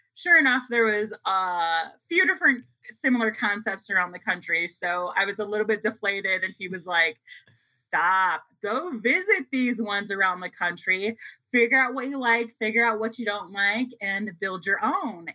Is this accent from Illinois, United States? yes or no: yes; Chicago, Illinois, United States; moved away as an adult; now in Las Vegas, United States; I'm originally from the Chicago area.